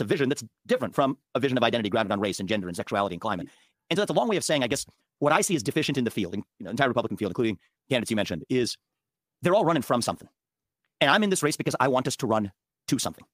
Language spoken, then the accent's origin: English; Cincinnati, Ohio, United States; I was born in Cincinnati, Ohio